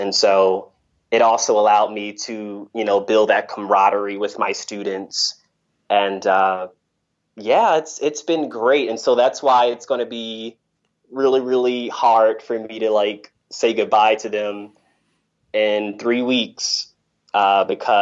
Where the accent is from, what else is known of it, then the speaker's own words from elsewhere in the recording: Delaware, United States; moved away as an adult; also born or lived in Macedonia; now in North Macedonia; in my hometown, which is Delaware